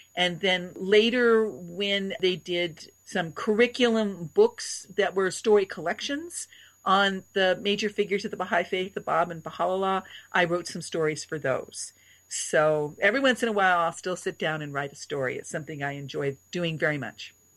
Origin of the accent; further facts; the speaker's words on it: Oregon, United States; moved away as an adult; now in Chicago, United States; When I came here from Oregon